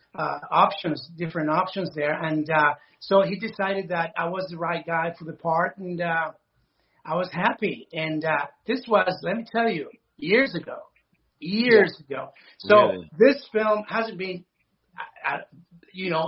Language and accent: English; Venezuela; moved away; I'm from Venezuela